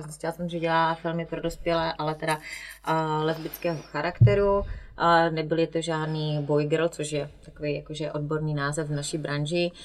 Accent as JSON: {"language": "Czech", "town": "Strážnice", "region": "South Moravian Region", "country": "Czechia", "also_born_or_lived": "Slovakia / Brno", "moved": "yes", "lives_now": "near Brno, Czech Republic", "said": "původem jsem ze Strážnice, což je úplně na jihu Moravy od Hodonína. A s tím, že teda narodila jsem se na Slovensku. No a teď žiju kousíček od Brna, no."}